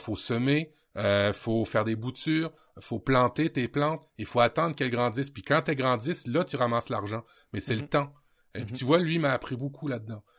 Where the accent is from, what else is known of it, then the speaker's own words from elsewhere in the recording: Normandy, France; je suis d'origine normande en France